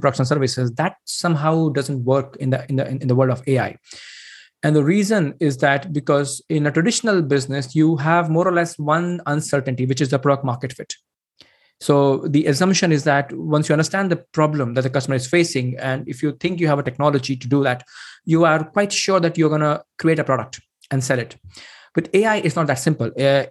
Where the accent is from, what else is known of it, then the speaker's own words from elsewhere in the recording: India; moved away as an adult; now in Sweden; I'm basically originally from India